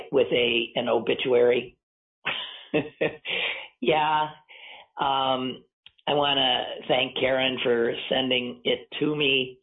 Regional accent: Midwest, United States; I'll tell you, I'm a Midwesterner, fine. But as a Jew, I remember feeling left out of that ad, too.

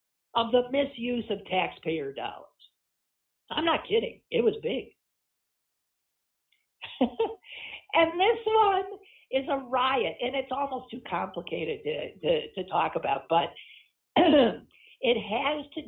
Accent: Wisconsin, United States; moved away as an adult; Wisconsin, my home state

